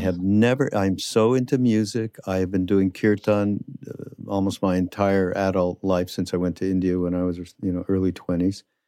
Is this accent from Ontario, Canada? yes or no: no; Quebec, Canada; in Quebec where I'm from